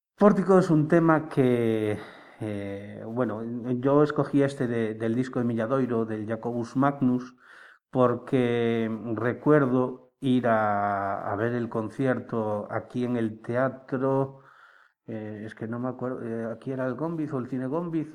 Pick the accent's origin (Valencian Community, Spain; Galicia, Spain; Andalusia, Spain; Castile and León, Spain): Galicia, Spain; Marín; also born or lived in Estribela, Pontevedra; now in Barro, Spain; me considero marinense, aunque eh, nacido en Estribela, Pontevedra. Y vivo en Barro desde hace 12 años.